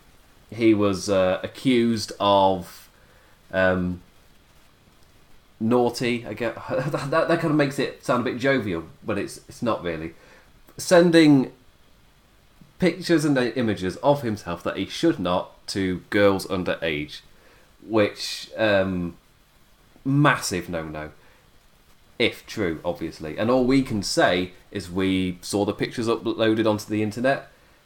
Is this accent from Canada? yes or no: no; England, United Kingdom; I'm English